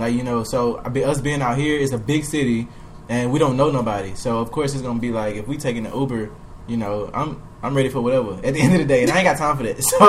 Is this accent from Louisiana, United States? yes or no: yes; Baton Rouge, Louisiana, United States; moved away; us being from Baton Rouge, we from Ratchet City.